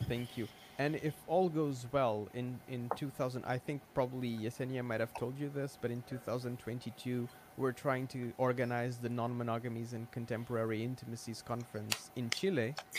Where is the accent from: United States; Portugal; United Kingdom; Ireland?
Portugal; I'm Portuguese